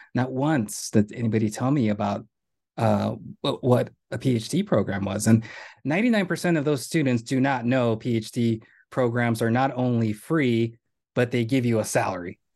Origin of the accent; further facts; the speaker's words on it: Rio Grande Valley, Texas, United States; moved away as an adult; now in New York, United States; I was born in the Rio Grande Valley. I attended Donna High School